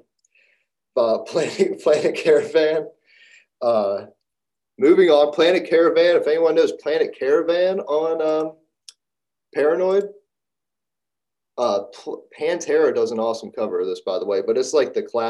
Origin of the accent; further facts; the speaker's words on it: Pittsburgh, Pennsylvania, United States; I'm from Pittsburgh